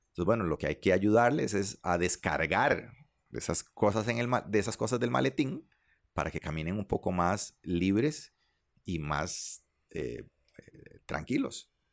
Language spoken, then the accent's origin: Spanish; Liberia, Guanacaste, Costa Rica; mis amigos con los que crecí en Liberia